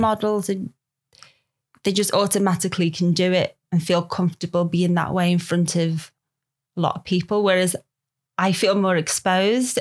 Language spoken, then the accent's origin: English; Liverpool, North West England, United Kingdom; accent: Scouse; moved away; grew up in Liverpool